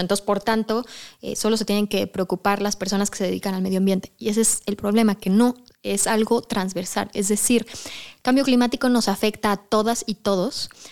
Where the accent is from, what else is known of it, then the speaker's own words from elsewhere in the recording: Mexico; como mexicanos y como la cultura mexicana